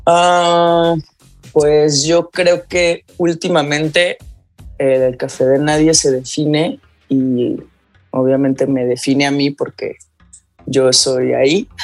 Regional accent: Guadalajara, Jalisco, Mexico; moved away; amo vivir aquí, yo soy de Guadalajara, pero tengo varios años por acá

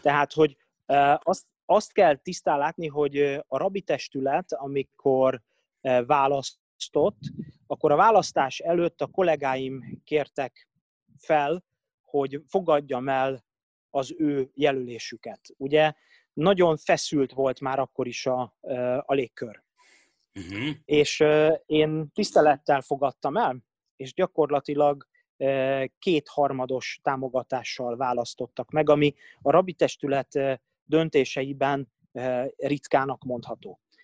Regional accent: Budapest, Hungary; 13 éves koromban a Dohány utcai zsinagógában Sönel professzor úr avatott bár mitzvává, aztán 14 éves koromban az Anna Frankba folytattam a tanulmányaimat

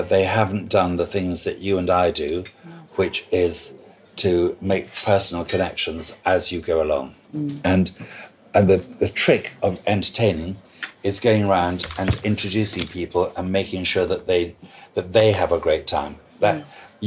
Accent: Scotland, United Kingdom; now in London, United Kingdom; I'm a Scot, so I can say what I like about being Scottish.

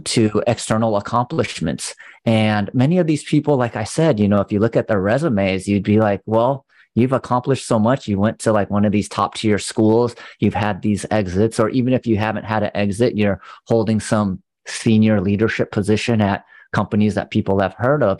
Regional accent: California, United States; growing up in California

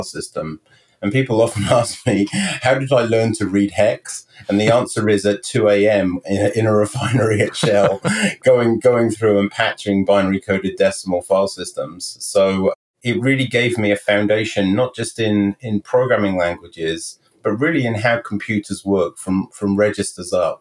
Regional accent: Stroud, South West England, United Kingdom; moved away as an adult; also born or lived in Henley-on-Thames, England / London, England; now in Morristown, United States; I was born in the Cotswolds, actually in Stroud in Gloucestershire in the United Kingdom. And I lived there for really 10 years. And then my parents moved to Hendingon-on-Thames

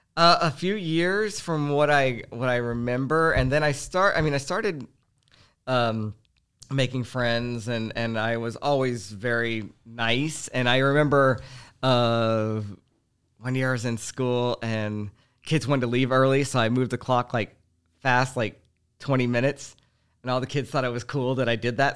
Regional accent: Houston, Texas, United States; growing up in Houston was, uh, uh, it was an ex, it, it was a crazy experience

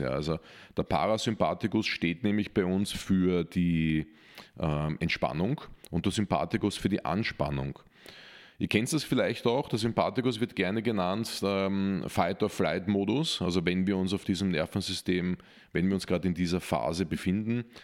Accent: Austria; als Österreicher

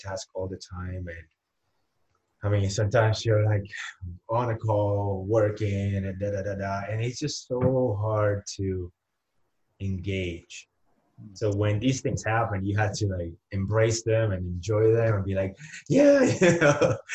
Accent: Humacao, Puerto Rico; first language Spanish; English is a second language; moved away as an adult; also born or lived in San Juan, Puerto Rico; now in Arizona, United States; I'm born and raised in Puerto Rico

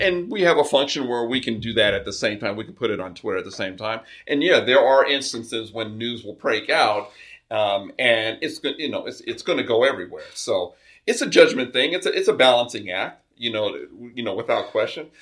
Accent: Carson, California, United States; I'm a South Bay resident, uh, grew up in Carson.

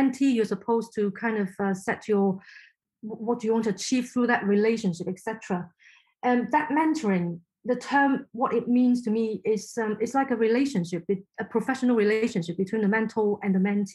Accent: Hong Kong; first language Cantonese; English is a second language; moved away; I'm from Hong Kong originally, so Chinese is my first language

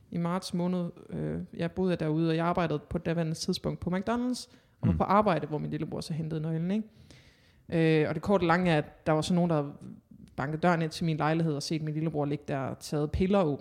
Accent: Hanstholm, North Denmark Region, Denmark; Jo, men sådan kort, kort fortalt, så er jeg opvokset i Hanstholm, en øh, lille flække i Nordjylland, i Thy.

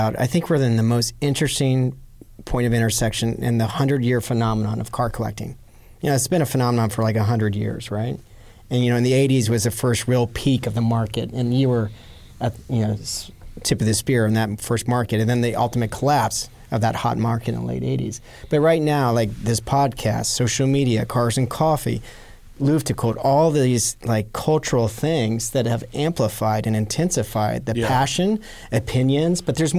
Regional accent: Massachusetts, United States; Yeah, I'm from Massachusetts.

